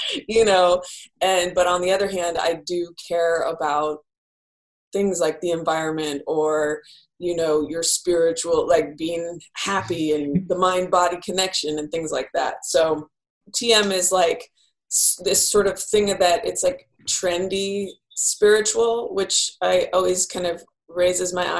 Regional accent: Bay Area, California, United States; now in Los Angeles, United States; I grew up in the Bay Area

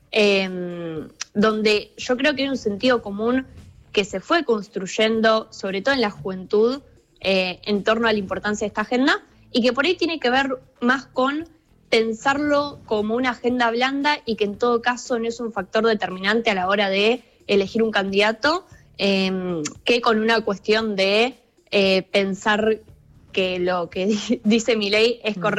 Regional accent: Argentina; algo que surge mucho es como Argentina, porque esto es algo que se tiene que pensar como prioritario cuando no somos los principales emisores globales

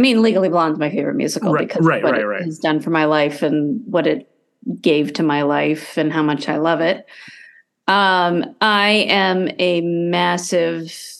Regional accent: United States; also born or lived in Iowa / Colorado / Denver, Colorado; I grew up in Iowa and Colorado where there's not massive theater

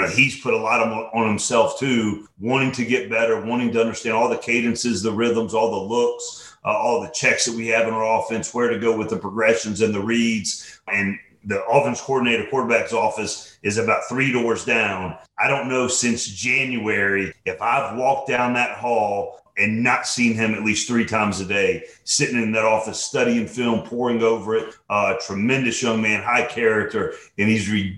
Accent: Atlanta, Georgia, United States; I'm born and raised in Atlanta

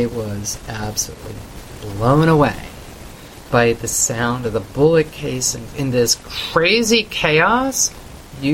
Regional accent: Canada; I come from Canada, you know, away from kind of the scenes.

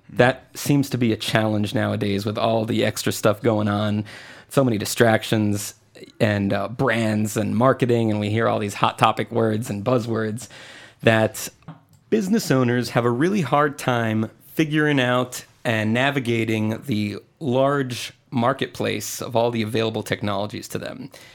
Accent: Puerto Rico; moved away as an adult; also born or lived in Tampa / New York; now in Atlanta, United States; originally, I'm from Puerto Rico, and I left when I was eighteen

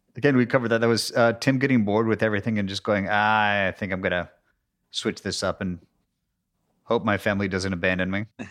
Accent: Seattle, Washington, United States; my hometown Space Needle

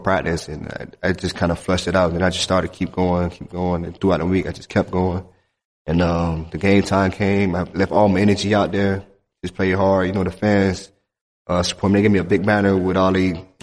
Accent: Miami, Florida, United States; growing up in Miami, it's a lot of talent everywhere.

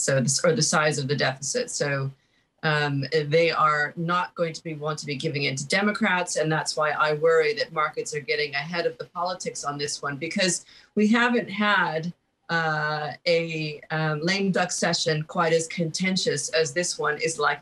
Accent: United States; moved away as an adult; I'm an American who's been living outside my country for over 20 years

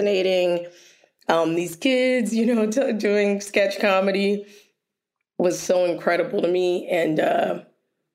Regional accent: Philadelphia, Pennsylvania, United States; I was born in West Philadelphia, born and raised in West Philadelphia

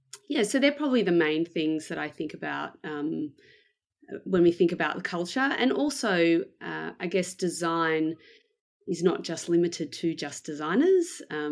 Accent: Melbourne, Victoria, Australia; So I am from Melbourne in Australia. I was born here and I've lived here basically most of my life.

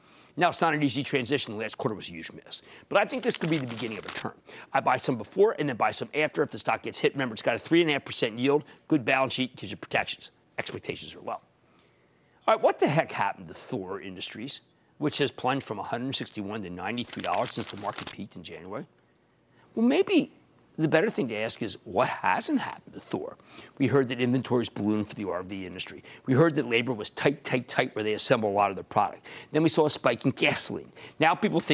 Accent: Pennsylvania, United States; in my home state of Pennsylvania

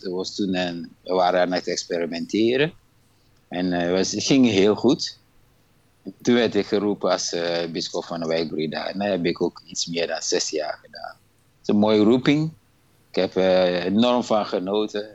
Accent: Ghana; moved away as an adult; now in Breda, Netherlands; Ik ben eigenlijk geboren in Ghana. En eh, naar Nederland toe gekomen in 1992.

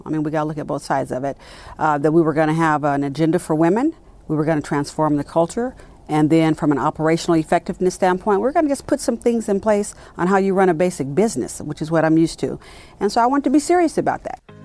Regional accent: Richmond, California, United States; born or raised there; moved away as an adult; also born or lived in Birmingham, Alabama; now in Dallas, United States

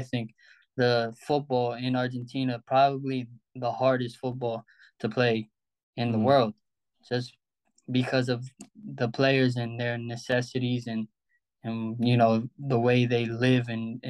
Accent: Albertson, New York, United States; playing alongside some really good players I grew up with in Albertson and all that stuff

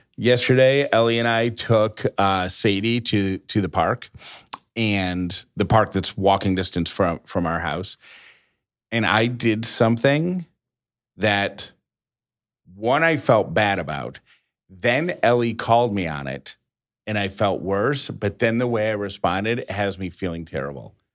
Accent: Syracuse, New York, United States; moved away; I grew up in Syracuse

